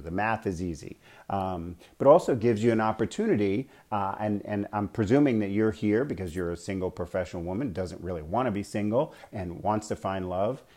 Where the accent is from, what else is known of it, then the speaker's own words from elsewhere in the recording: New York, United States; moved away as an adult; also born or lived in Bay Area, California / Arizona; now in Scottsdale, United States; I was born and raised in New York